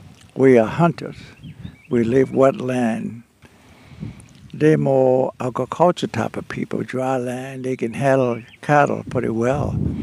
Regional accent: the Everglades, Florida, United States; I grew up here in the Glades, and … I was born here, not this particular island, but close by here.

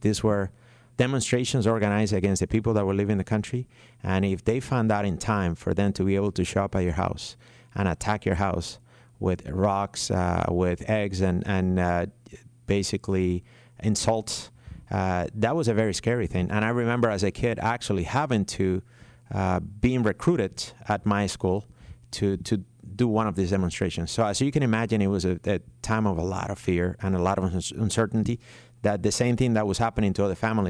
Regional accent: Cuba; So growing up in Cuba in the 1970s, in many ways, I feel like I didn't have a childhood because of the fact that we have been one of those families that had not left when they were supposed to.

